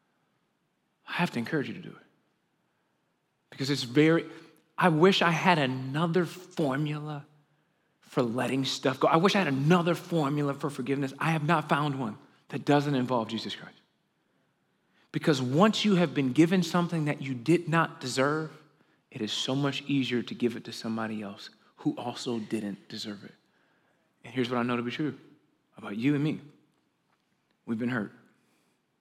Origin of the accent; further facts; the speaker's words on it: Chicago, Illinois, United States; I'm 37 years old. I grew up in Chicago.